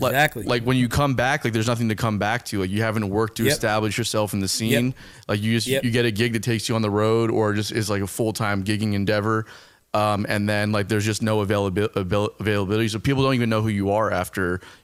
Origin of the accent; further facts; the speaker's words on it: Miami, Florida, United States; also born or lived in Fort Lauderdale; My dad's from Cuba, and we grew up in South Florida, like in Miami, Fort Lauderdale area.